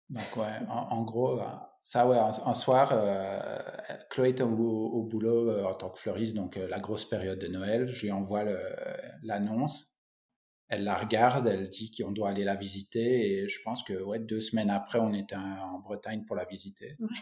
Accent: Belgium; moved away as an adult; now in Finistère, France; Je suis belge

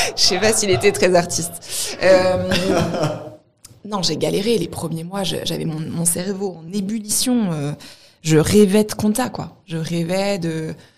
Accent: Montpellier, Occitania, France; je viens de Montpellier

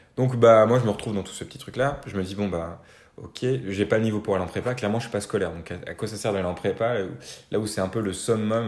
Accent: Normandy, France; je viens de Normandie. j'ai grandi en Normandie, euh, en campagne

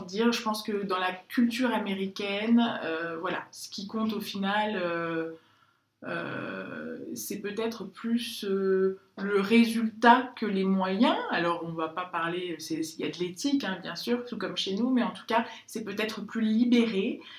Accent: France; je suis française, je le revendique et j'en suis très fière

